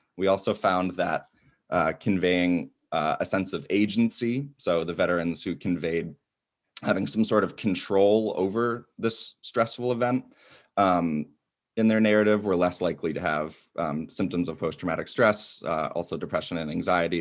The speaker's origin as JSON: {"language": "English", "town": "Ann Arbor", "region": "Michigan", "country": "United States", "tie": "born or raised there", "moved": "as an adult", "lives_now": "DeKalb, United States", "said": "Hometown is Ann Arbor, Michigan, uh, and currently living in DeKalb, Illinois"}